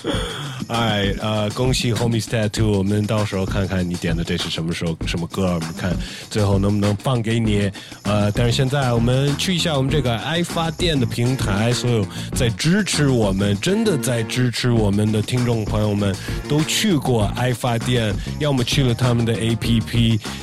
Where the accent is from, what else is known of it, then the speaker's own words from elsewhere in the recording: United States; 我一个来自美国的中国人